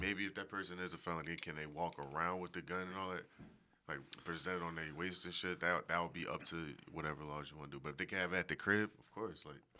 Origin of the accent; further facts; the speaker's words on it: Philadelphia, Pennsylvania, United States; I'm from Philly.